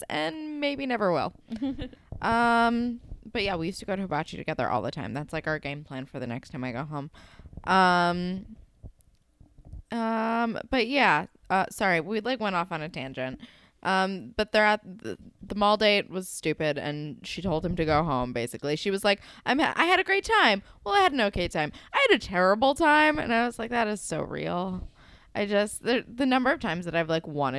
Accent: New Jersey, United States; I grew up in New Jersey and we don't have a lot going on

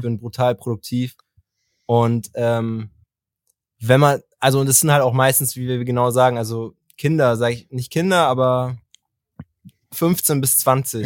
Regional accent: Bavaria, Germany; und ich halt auch aus Bayern

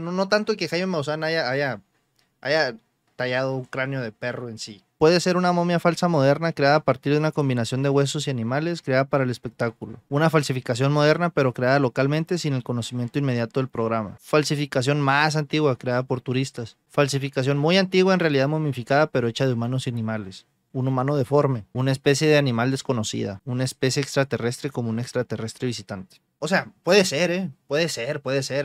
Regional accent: Mexico; nosotros mexicanos

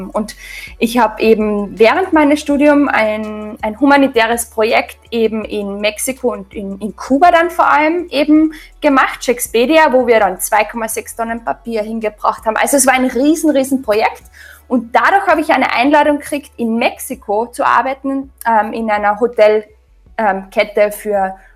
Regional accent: Austria; also ich bin ganz normal in Österreich aufgewachsen, habe mich ganz normal ernährt

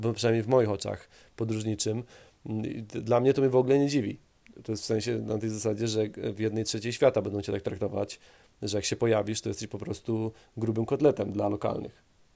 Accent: Poland; ja się wychowałem na takim zwykłym polskim osiedlu

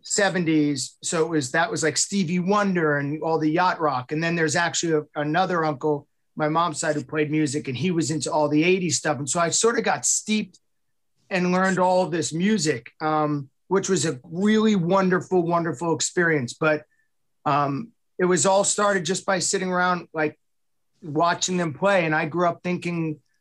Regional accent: Long Island, New York, United States; moved away; I am from Wrong Island

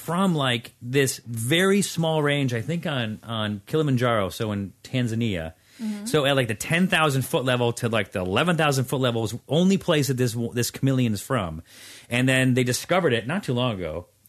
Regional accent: Hawaii, United States; accent: Hawaiian Pidgin; Bro, I don't know what my accent

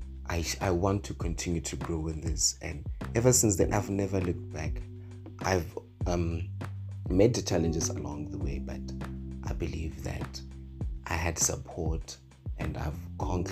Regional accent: Mokopane, Limpopo, South Africa; Born and raised in Makopane in Limpopo

